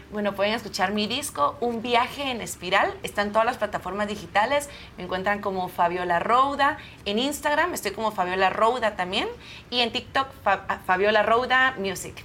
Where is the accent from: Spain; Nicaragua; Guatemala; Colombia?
Guatemala; also born or lived in Argentina; vengo desde Guatemala, soy cantante y compositora y pues me encuentro aquí en México promocionando mi música original